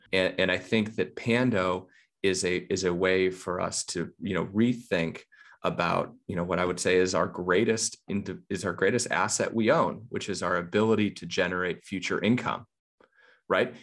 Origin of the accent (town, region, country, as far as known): United States